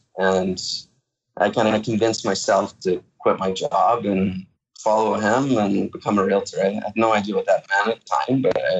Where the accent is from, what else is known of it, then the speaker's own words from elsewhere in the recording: East Coast, Canada; moved away as an adult; now in Hamilton, Canada; So I'm not from here. I work out of Hamilton. I'm originally from the East Coast and moved up here to go to school. I did my MBA in Ontario